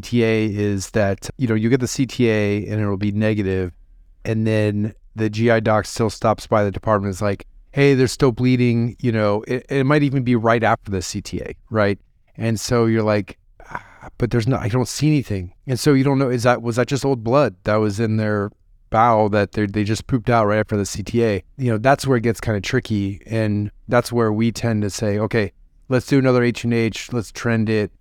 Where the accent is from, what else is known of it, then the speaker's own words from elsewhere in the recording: Ohio, United States; As a fellow Midwesterner, I'm from Ohio